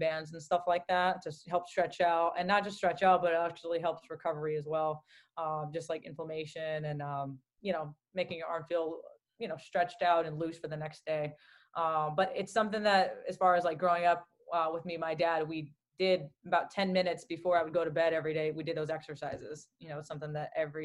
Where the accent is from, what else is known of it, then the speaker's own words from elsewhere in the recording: Southern California, United States; also born or lived in Newton, Massachusetts; growing up in Southern California as well, because we moved to California when I was 3 years old